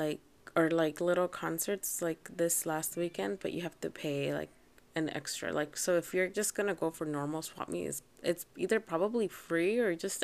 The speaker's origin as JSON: {"language": "English", "town": "Anaheim", "region": "California", "country": "United States", "tie": "born or raised there", "also_born_or_lived": "Riverside / Mexico", "said": "I grew up in Orange County, and a little bit in Riverside, and a little bit in Mexico, so I grew up in many, many places, mostly in Anaheim, Orange County."}